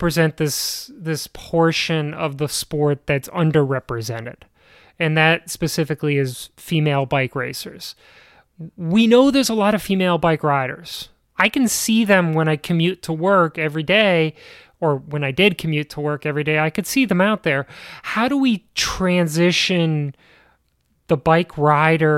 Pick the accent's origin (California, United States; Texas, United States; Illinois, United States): Illinois, United States; Chicago; moved away; growing up in Chicago and leaving Chicago and coming back now